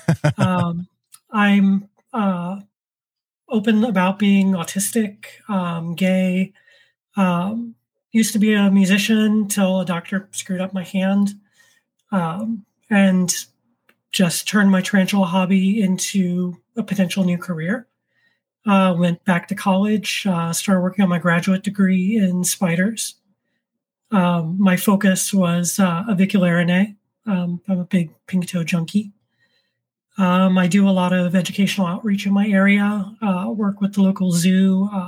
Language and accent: English; Orlando, Florida, United States; now in New York State, United States; I'm originally from Florida